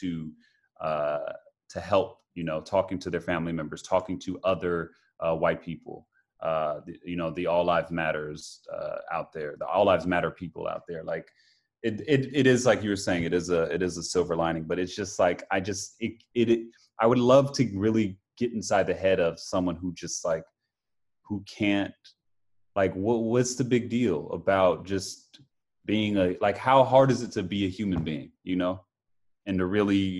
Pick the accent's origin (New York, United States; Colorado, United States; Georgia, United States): Georgia, United States; Atlanta; moved away as an adult; also born or lived in Las Vegas; now in California, United States; in my hometown of Atlanta